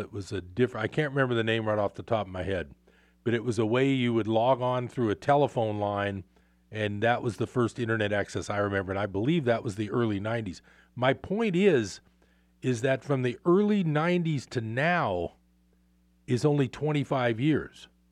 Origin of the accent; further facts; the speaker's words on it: Bay Area, California, United States; now in Northern California, United States; I grew up in the Bay Area.